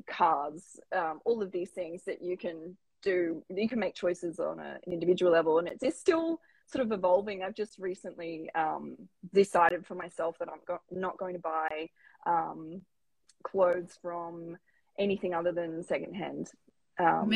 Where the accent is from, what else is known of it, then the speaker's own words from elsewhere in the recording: Lismore, New South Wales, Australia; I grew up in Lismore, Northern Rivers, New South Wales